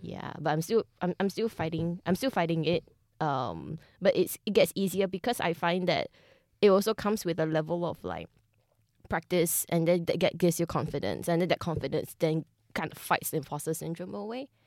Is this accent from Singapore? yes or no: yes; Singapore; I'm Singaporean